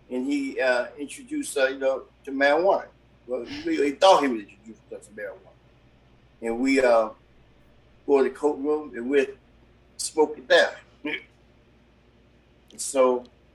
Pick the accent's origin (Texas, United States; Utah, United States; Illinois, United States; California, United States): Illinois, United States; Chicago; I grew up on the west side of Chicago. Grew up in a housing project